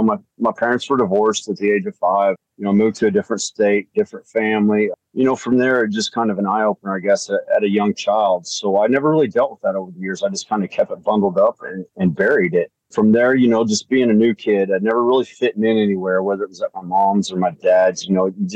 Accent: small town outside Evansville, Southern Indiana, United States; I'm from Southern Indiana, a little small town outside of Evansville

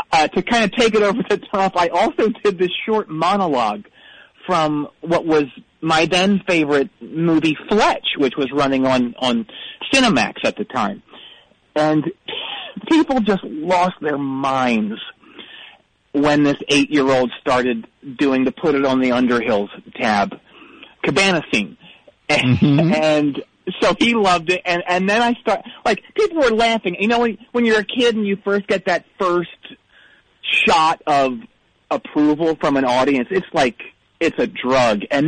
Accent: Boise, Idaho, United States; I grew up in Boise, Idaho, outside of Boise.

